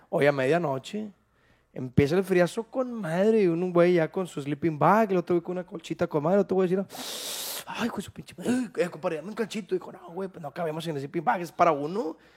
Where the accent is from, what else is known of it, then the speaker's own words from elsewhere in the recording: Santiago, Nuevo León, Mexico; Yo soy de Santiago, Nuevo León